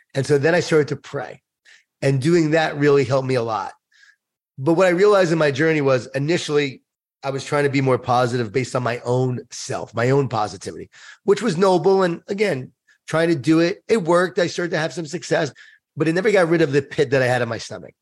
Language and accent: English; Long Island, New York, United States; I grew up in Long Island, New York